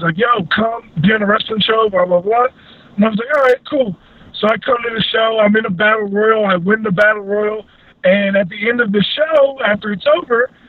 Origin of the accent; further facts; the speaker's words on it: Maryland, United States; I grew up in Maryland.